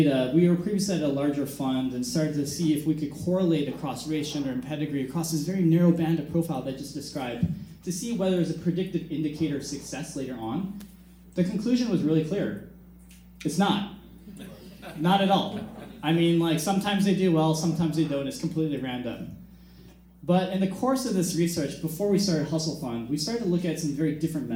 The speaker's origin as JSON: {"language": "English", "town": "Bloomfield Hills", "region": "Michigan", "country": "United States", "tie": "born or raised there", "also_born_or_lived": "California", "moved": "as an adult", "said": "I grew up in Bloomfield Hills, Michigan."}